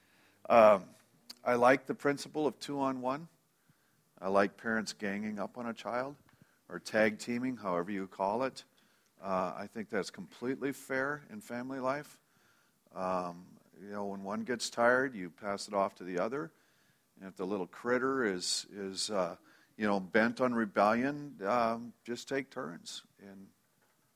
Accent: Minnesota, United States; also born or lived in Friend, Nebraska; Do remember moving from Nebraska to Minnesota when I was three or four. I don't know exactly how old that was. So that's where my memories start, and that's basically where my growing up place was

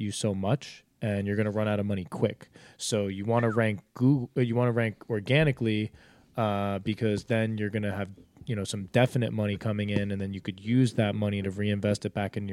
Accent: New Jersey, United States; Like we came from Jersey

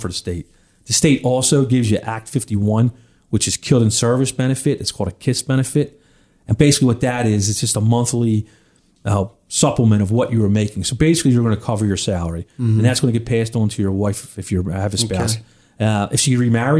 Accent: Philadelphia, Pennsylvania, United States; growing up in Northeast Philly, living in an apartment with my mom and my brother

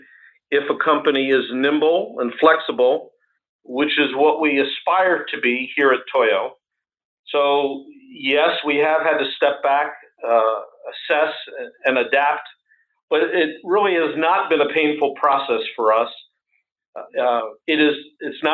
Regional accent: United States; being in this role as an American

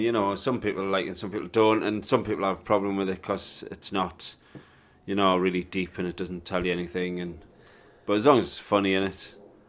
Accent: York, Yorkshire and the Humber, United Kingdom; born there; also born or lived in South Africa; Well, I wasn't born there. I was born in York, but, you know.

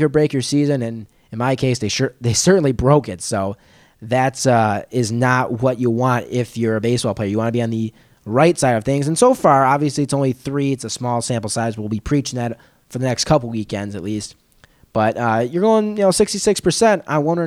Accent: New York, United States; moved away as an adult; also born or lived in Iowa; now in Texas, United States; I'm from New York originally

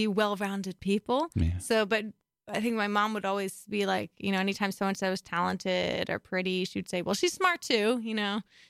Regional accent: Baltimore, Maryland, United States; moved away; No, I'm from Baltimore originally.

